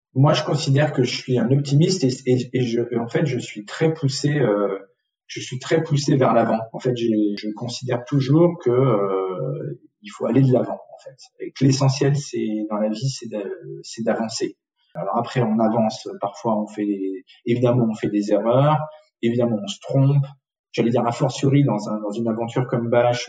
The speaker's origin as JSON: {"language": "French", "region": "south-west France", "country": "France", "tie": "born or raised there", "also_born_or_lived": "Tunisia / Paris", "moved": "yes", "said": "J'ai ensuite grandi euh, essentiellement dans le sud-ouest de la France."}